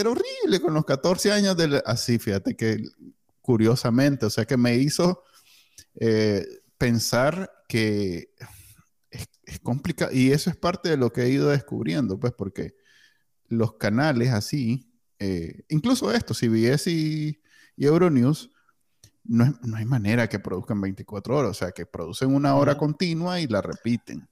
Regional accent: Nicaragua; now in United States; nosotros crecimos en Nicaragua

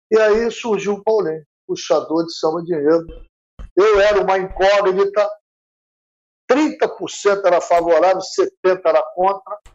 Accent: Rio de Janeiro, Brazil; sou nascido e criado aqui no bairro, eu moro a 500 metros do estádio

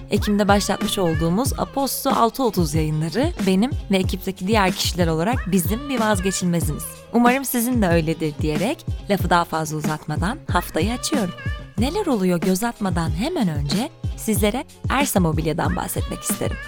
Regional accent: Ankara, Turkey; moved away as an adult; now in Istanbul, Turkey; Bir Ankaralı olarak ailemi ziyarete geldim

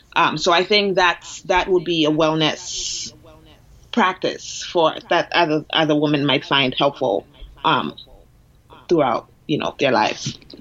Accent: Ghana; now in Boston, United States; I'm from Ghana. I'm born and raised, so I moved here a while ago.

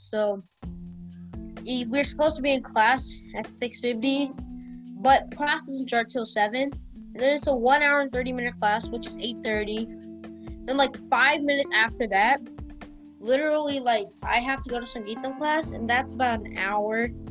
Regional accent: Memphis, Tennessee, United States; Memphis is my hometown

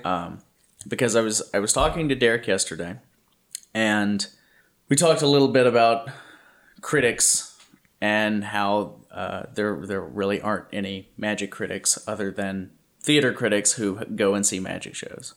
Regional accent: Louisiana, United States; now in California, United States; I grew up in Louisiana, and I had forgotten what humidity like this feels like

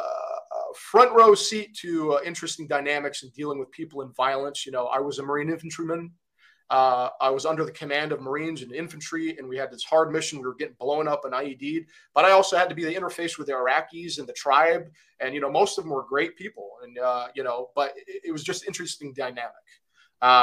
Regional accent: Kuwait; moved away; also born or lived in Michigan, United States; So originally I'm from Kuwait, and I grew up there.

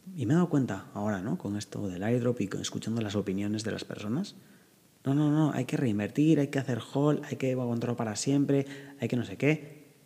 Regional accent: northern Spain, Spain; yo que soy del norte de España

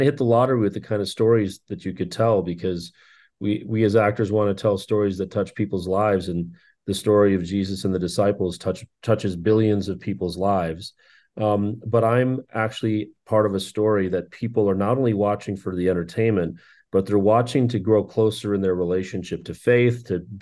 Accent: Minnesota, United States; moved away as an adult; now in Los Angeles, United States; Born and raised in Minnesota, I left there at the age of 27 to come to Los Angeles

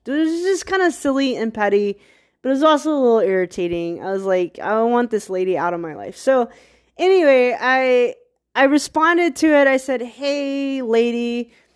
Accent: Virginia, United States; I'm from Virginia

